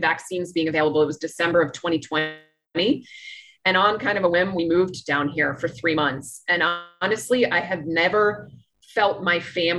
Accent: Washington, District of Columbia, United States; moved away as an adult; also born or lived in New York City / Philadelphia / Chicago; now in Nicaragua; I grew up in Washington, D.C.

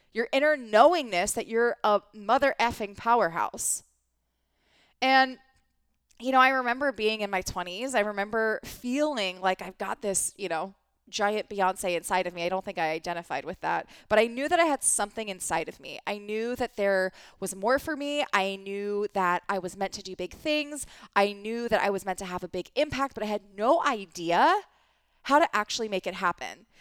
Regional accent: East Coast, United States; I grew up in the East Coast

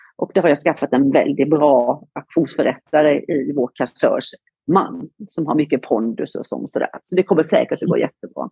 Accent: Halmstad, Halland County, Sweden; moved away as an adult; also born or lived in Gothenburg, Sweden; now in Marbella, Spain; jag är faktiskt från Halmstad eh, i, eh, på västkusten

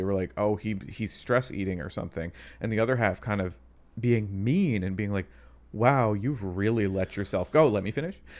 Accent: Canada; I'm Canadian.

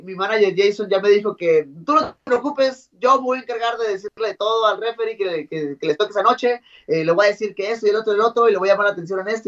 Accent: Mexico; yo como mexicano

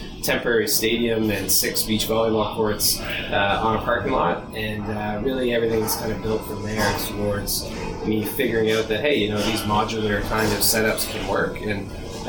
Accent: Hamilton, Ontario, Canada; moved away as an adult; also born or lived in Antigonish, Nova Scotia; I went to St. FX after growing up in Hamilton, Ontario

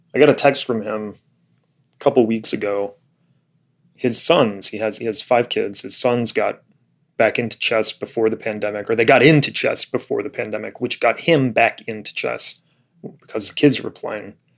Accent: Florida, United States; moved away; also born or lived in Illinois; I was a little kid growing up in Florida

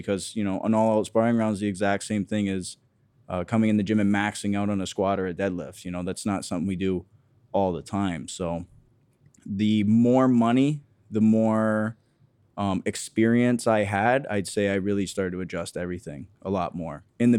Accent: Harrow, Ontario, Canada; Just outside of Windsor, yeah. I grew up in Harrow, Ontario, so very small town.

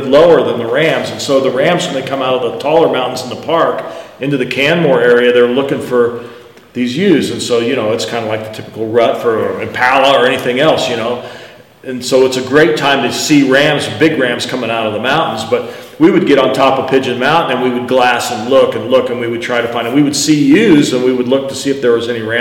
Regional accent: United States; I'm American guy

